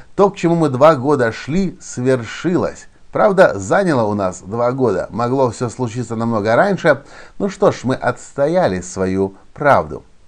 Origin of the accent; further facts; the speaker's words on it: Ukraine